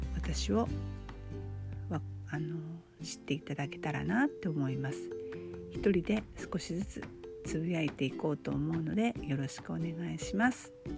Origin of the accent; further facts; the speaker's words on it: Shizuoka, Japan; 生まれも育ちも、清水で